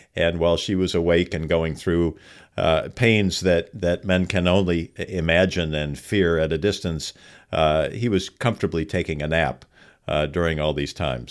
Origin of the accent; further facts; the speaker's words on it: Los Angeles, California, United States; I was a kid growing up in Los Angeles in the San Fernando Valley